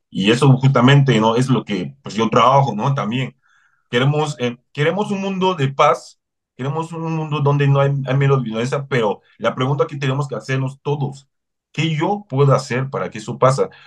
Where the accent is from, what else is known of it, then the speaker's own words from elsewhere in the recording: Mexico; Yo como mexicano, ¿qué puedo hacer para que las cosas cambien?